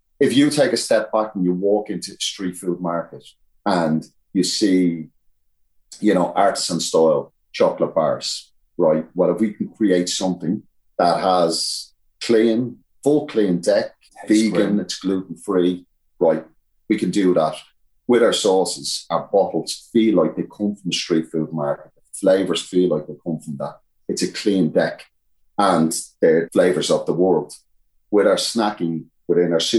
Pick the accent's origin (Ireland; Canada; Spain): Ireland; naturally being Irish